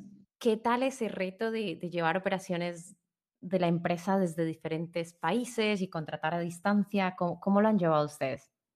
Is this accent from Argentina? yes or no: no; Colombia; como colombiana que he visto la evolución